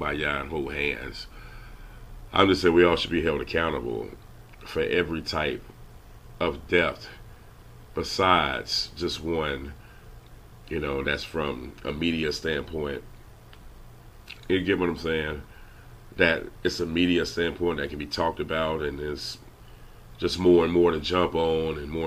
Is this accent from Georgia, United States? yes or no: no; Louisiana, United States; I'm from Louisiana